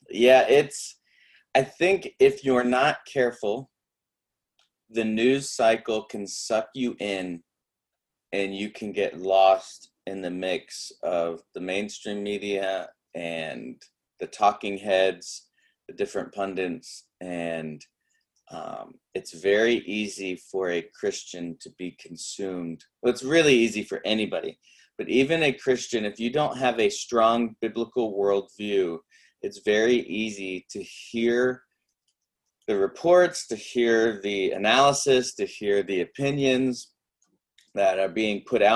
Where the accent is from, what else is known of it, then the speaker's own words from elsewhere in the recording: United States; I am unashamedly American